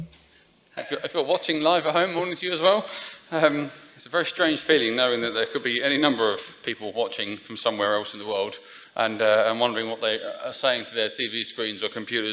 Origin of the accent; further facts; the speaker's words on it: Essex, East of England, United Kingdom; I'm from Essex